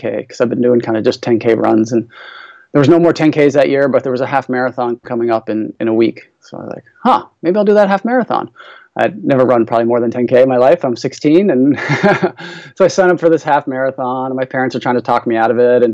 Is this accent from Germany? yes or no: no; St. John's, Newfoundland and Labrador, Canada; also born or lived in Calgary, Canada / Oxford, England; now in Ottawa, Canada; I grew up in Newfoundland on the far east coast of Canada, the most easterly point of North America in St. John's.